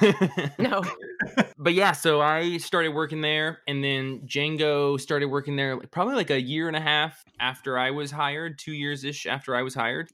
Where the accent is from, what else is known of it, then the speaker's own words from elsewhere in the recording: Colville, Washington, United States; now in Bellingham, United States; I'm from a really horrible, small, t- like tiny town in Northeast Washington